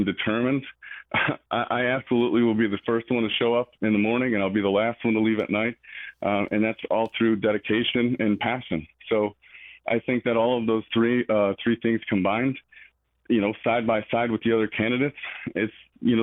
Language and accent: English; Michigan, United States; now in Georgia, United States; We have people in my hometown of Michigan